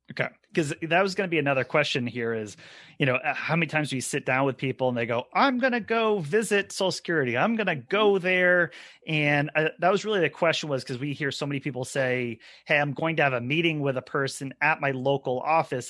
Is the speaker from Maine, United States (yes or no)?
yes; Maine, United States; all three of us are also Mainers here